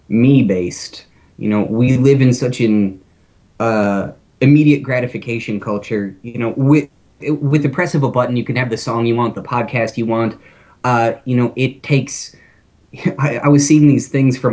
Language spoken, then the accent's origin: English; Minnesota, United States; I'm from Minnesota